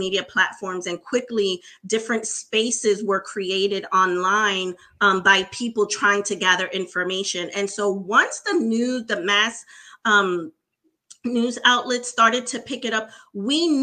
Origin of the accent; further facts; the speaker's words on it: Puerto Rico; moved away; also born or lived in New York City, United States; I was raised in Puerto Rico, though. So my parents still continue to live in Puerto Rico today